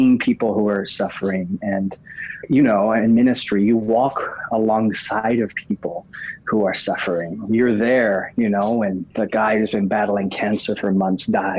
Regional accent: Oxford, South East England, United Kingdom; moved away; also born or lived in Hawaii; I was actually born in Oxford. So it was like going back home in some ways for me.

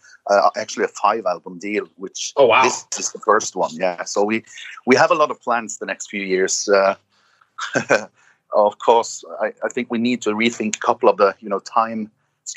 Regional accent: Norway; my hometown, which is small, well, 100,000, it's the sixth biggest city in Norway

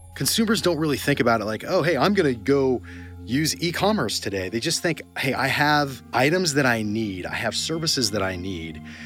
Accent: Yorba Linda, California, United States; also born or lived in San Diego; I grew up in Orange County in a place called Yorba Linda.

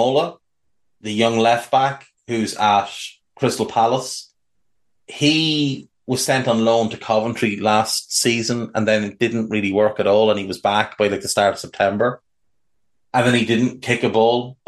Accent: Navan, Leinster, Ireland; my hometown of Navan

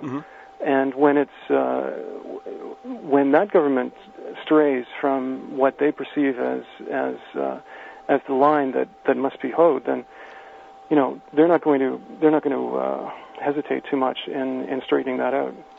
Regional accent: Canada; as a Canadian

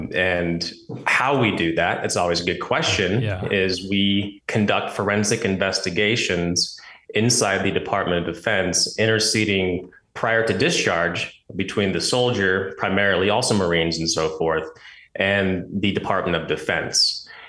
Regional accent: Oregon, United States; So just a quick, background on myself, born and raised in Oregon

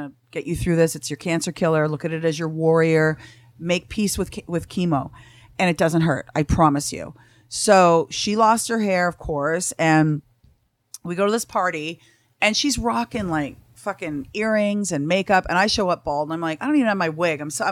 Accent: Canada; now in Los Angeles, United States; I'm from Canada

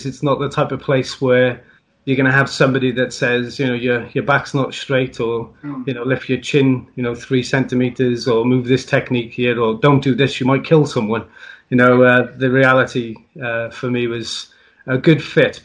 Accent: South Wales, United Kingdom; I'm from South Wales. I'm very proud of being Welsh, like every other Welshman.

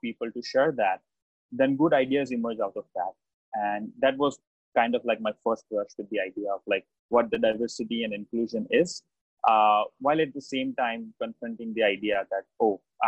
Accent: India; first language Gujarati; English is a second language; moved away as an adult; now in United States; I was born and raised in India, and I moved to the US in 2016.

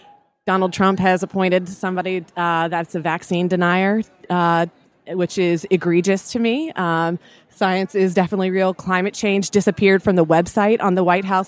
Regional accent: Washington, District of Columbia, United States; I'm from Washington, D.C., and I am 33.

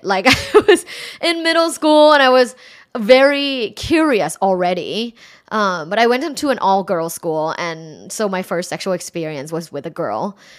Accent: Thailand; moved away as an adult; I'm originally from Thailand

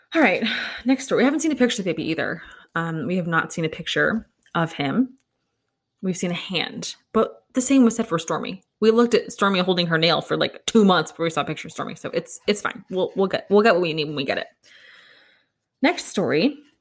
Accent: United States; an American

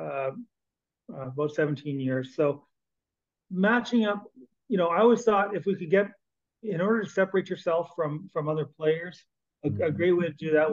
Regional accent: Canada; As a Canadian

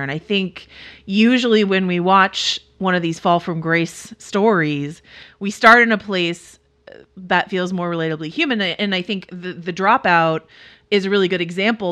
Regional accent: Bay Area, California, United States; I'm from the Bay Area

